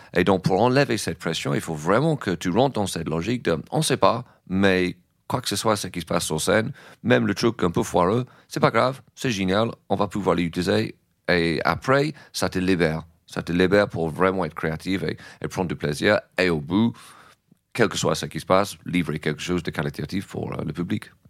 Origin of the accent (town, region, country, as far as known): England, United Kingdom; French is a second language; moved away as an adult; now in France